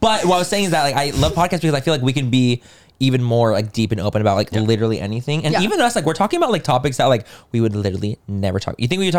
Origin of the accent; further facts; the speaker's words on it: San Diego, California, United States; So I grew up in San Diego.